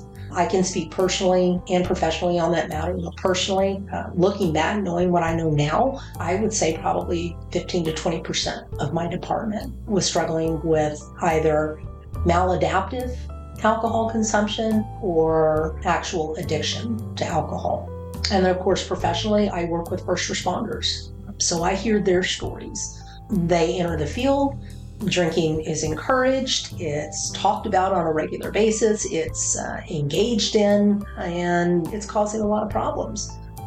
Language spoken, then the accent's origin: English; Killeen, Texas, United States; I grew up in the Killeen Fort Hood area, so my father and my stepfather were both active duty in the Army.